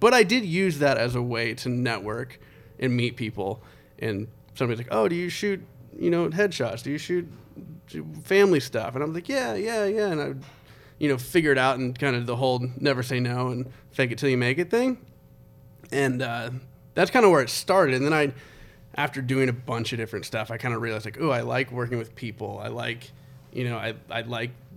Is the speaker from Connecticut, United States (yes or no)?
yes; Connecticut, United States; I was born in Connecticut on a submarine base